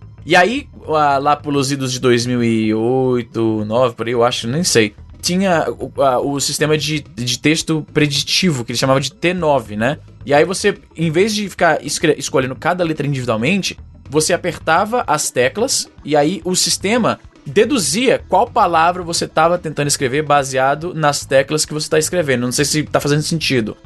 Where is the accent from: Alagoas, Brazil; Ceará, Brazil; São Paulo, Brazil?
Ceará, Brazil; Fortaleza; now in Calgary, Canada; eu sou de Fortaleza, conterrâneo dos Juras, ali do Jardim América Montese. E aí eu moro no Canadá há bastante tempo e aqui eu moro na minha cidade, que é Calgary, desde 2006